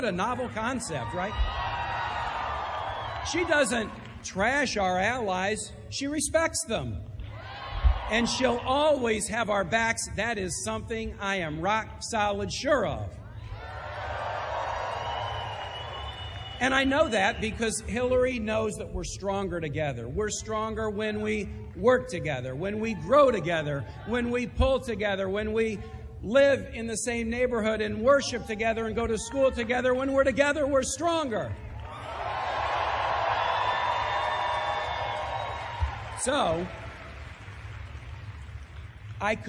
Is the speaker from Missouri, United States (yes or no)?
yes; Kansas City, Missouri, United States; moved away; Like a lot of people in Kansas City